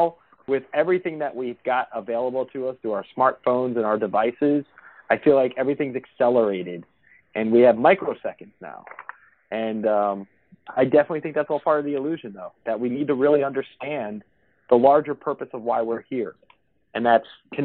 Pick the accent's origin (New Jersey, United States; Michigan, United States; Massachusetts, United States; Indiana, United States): New Jersey, United States; we're both from New Jersey